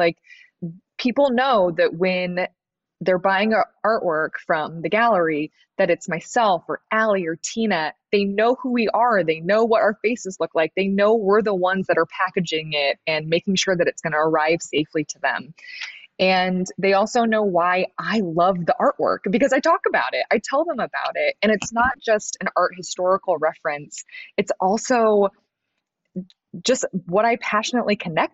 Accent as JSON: {"language": "English", "town": "Des Moines", "region": "Iowa", "country": "United States", "also_born_or_lived": "Los Angeles", "moved": "as an adult", "lives_now": "Des Moines, United States", "said": "we're both from Des Moines"}